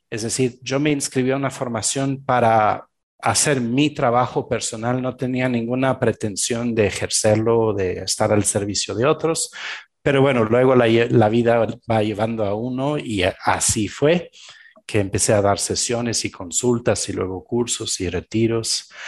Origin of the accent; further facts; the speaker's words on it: Belgium; Spanish is a second language; moved away; also born or lived in Argentina; Yo soy originario de Bélgica, eh, crecí